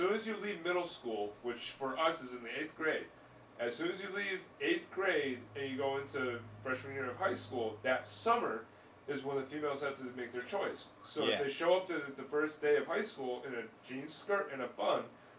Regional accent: Ellington, Connecticut, United States; I'm from Ellington.

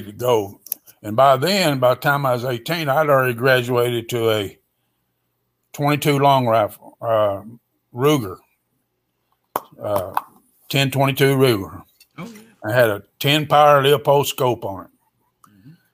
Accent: Western Kentucky, United States; I was born in Western Kentucky, around 20 miles from land between the lakes

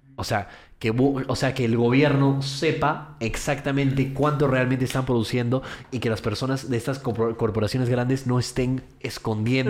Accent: United States; moved away; yo crecí en los Estados Unidos, entonces viví ahí durante 17 años de mi vida

